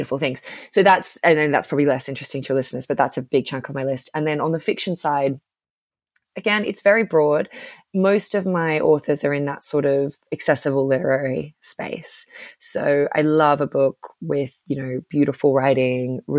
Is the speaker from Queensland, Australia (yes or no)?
yes; Brisbane, Queensland, Australia; accent: Australian; moved away as an adult; also born or lived in Sydney, Australia; now in United Kingdom; I'm from Brisbane in Australia, where there kind of is no media.